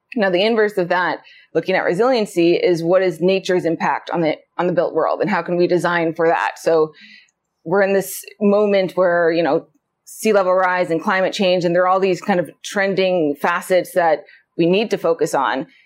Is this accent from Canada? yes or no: no; Anchorage, Alaska, United States; I was born and raised in Anchorage